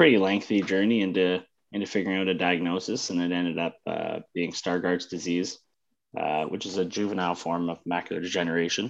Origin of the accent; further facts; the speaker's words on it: Northern Ontario, Canada; I grew up in Northern Ontario, so it's winter for a fair amount of the year